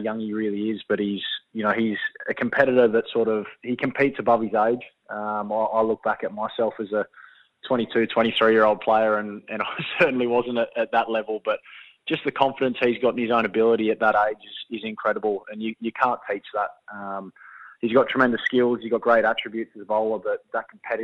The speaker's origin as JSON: {"language": "English", "town": "Shellharbour", "region": "New South Wales", "country": "Australia", "moved": "yes", "said": "I'm from Shell Harbour, which is about half an hour south."}